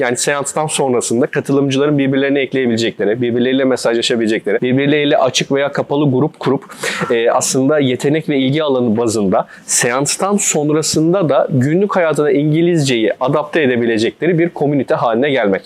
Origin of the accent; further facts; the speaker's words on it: İzmir, Turkey; moved away as an adult; also born or lived in Istanbul; 94 İzmir doğumluyum. Üniversite eğitimine kadar ilkokul, ortaokul, lise eğitimimi İzmir'de aldım.